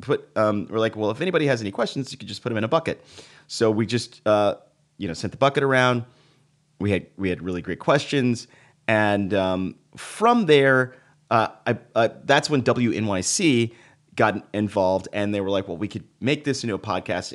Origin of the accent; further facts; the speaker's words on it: Dallas, Texas, United States; now in New York, United States; I was raised in Texas